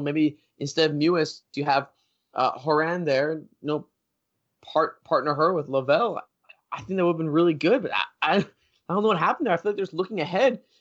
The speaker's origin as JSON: {"language": "English", "country": "United States", "said": "I'm from the States."}